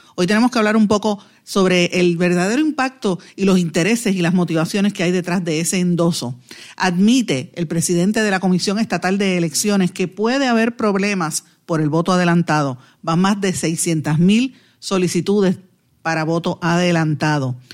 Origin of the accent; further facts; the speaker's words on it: Puerto Rico; lo que somos los puertorriqueños